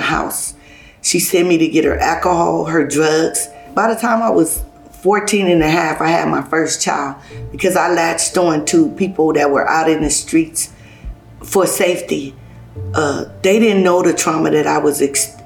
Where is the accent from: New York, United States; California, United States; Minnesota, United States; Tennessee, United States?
California, United States; Los Angeles; also born or lived in Hayti, Missouri; I was born in Hayti, Missouri. I came out here when I was 1 year old to California, living in South Central LA.